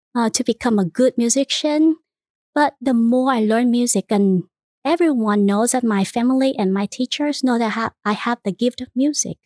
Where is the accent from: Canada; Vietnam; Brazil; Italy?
Vietnam; English is a second language; moved away as an adult; now in Houston, United States; I was born and raised in Vietnam